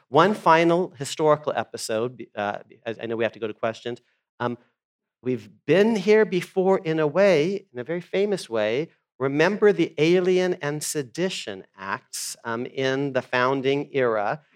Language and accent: English; United States; I was born in the United States